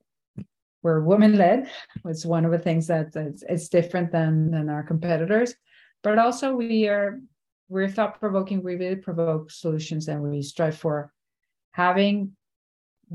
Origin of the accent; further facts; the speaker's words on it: Venezuela; moved away as an adult; also born or lived in New York; now in Miami, United States; went back to my home country, Venezuela